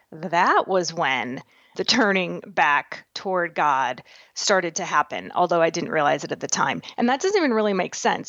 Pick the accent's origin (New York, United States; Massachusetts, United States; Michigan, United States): Massachusetts, United States; now in Nebraska, United States; born and raised back in Massachusetts. I live in Nebraska now